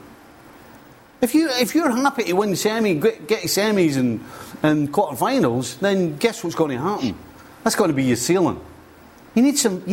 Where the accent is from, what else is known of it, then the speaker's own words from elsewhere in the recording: Scotland, United Kingdom; As a Scotsman